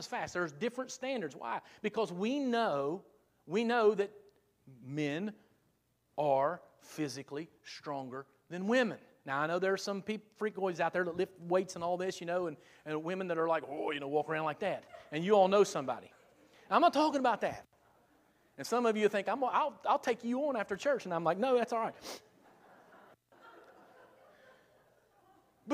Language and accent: English; South Point, United States; I'm from South Point.